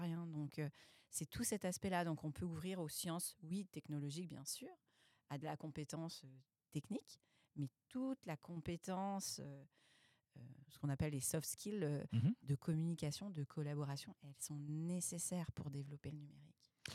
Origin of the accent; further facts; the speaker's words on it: France; moved away as an adult; now in Quebec, Canada; je suis française